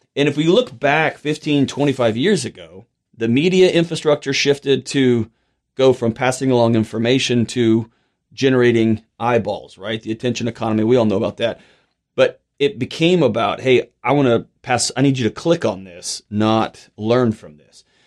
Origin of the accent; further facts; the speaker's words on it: Houston, Texas, United States; I was born and raised in Houston